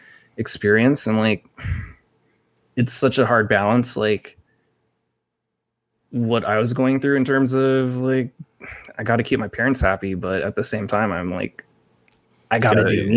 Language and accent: English; Philippines; So I never disassociated myself being Filipino.